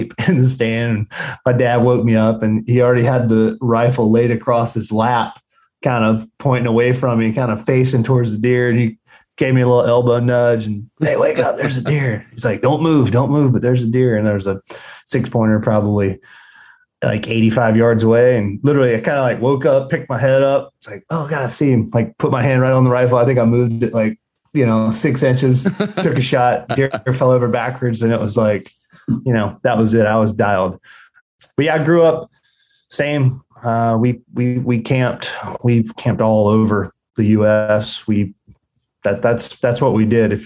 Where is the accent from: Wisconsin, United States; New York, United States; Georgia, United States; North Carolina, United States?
Georgia, United States; South; I grew up in South Georgia on a commercial quail plantation